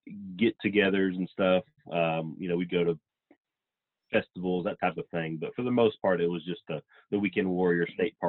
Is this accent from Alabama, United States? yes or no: no; Texas, United States; obviously we're from Texas